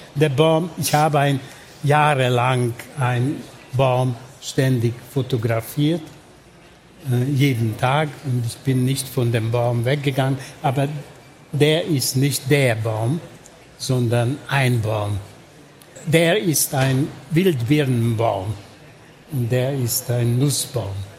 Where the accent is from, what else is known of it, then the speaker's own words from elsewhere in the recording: Budapest, Hungary; German is a second language; moved away as an adult; Ich bin in Budapest geboren und aufgewachsen